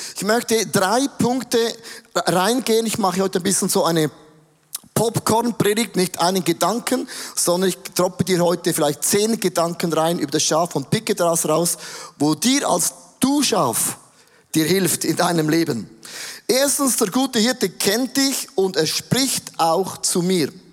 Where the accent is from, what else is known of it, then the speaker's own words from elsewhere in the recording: Switzerland; Ich komme aus dem Rheintal, da ist alles ein bisschen sturer.